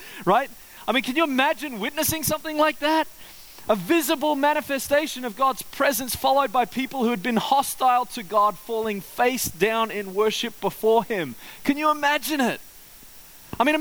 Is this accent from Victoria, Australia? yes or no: no; Queensland, Australia; growing up in Queensland